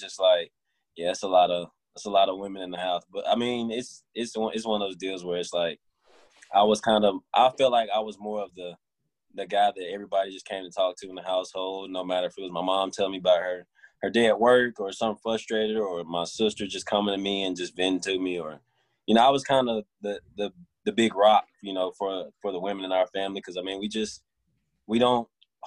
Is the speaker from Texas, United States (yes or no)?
no; Memphis, Tennessee, United States; also born or lived in West Alabama; now in South Haven, United States; I grew up a little between Memphis. I started out at Memphis when my grandfather was alive.